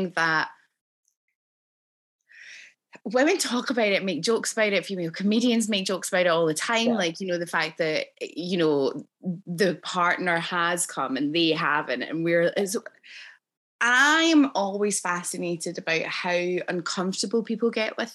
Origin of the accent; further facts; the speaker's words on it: Scotland, United Kingdom; obviously I grew up in Scotland